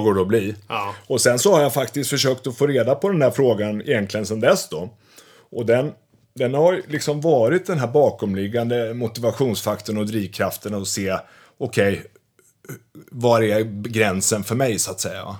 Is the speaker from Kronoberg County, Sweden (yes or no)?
no; Västervik, Kalmar County, Sweden; moved away; jag kommer från Småland, från Västervik och när jag växte upp då